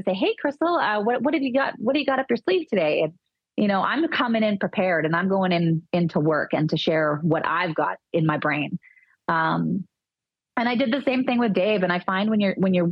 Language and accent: English; Dauphin, Manitoba, Canada; I grew up in Dauphin, which is four hours north of Winnipeg